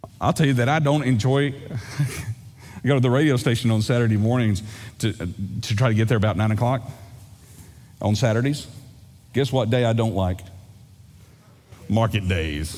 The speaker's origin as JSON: {"language": "English", "region": "East Texas", "country": "United States", "tie": "born or raised there", "said": "I grew up in East Texas. Lake Fork"}